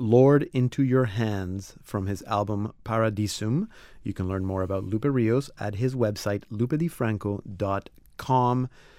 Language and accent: English; Panama; the next World Youth Day is going to be in my home country.